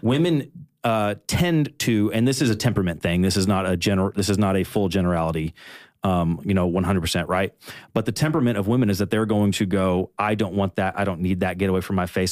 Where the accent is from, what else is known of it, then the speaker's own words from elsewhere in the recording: Kentucky, United States; now in Nashville, United States; originally I'm from Kentucky. I've been living in Nashville for, like, on and off for, like, nine years now